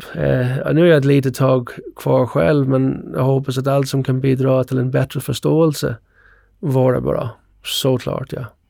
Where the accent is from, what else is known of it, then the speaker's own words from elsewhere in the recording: Ireland; now in Sweden; Jag växte upp på Irland